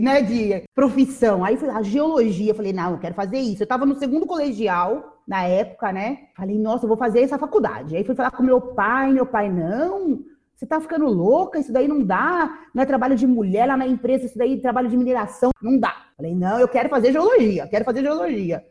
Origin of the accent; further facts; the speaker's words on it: São Paulo, Brazil; also born or lived in São Caetano do Sul; eu nasci aqui em São Paulo mesmo, em São Caetano do Sul, né? Mas nunca morei lá, assim, morei pequenininha e sempre morei em São Paulo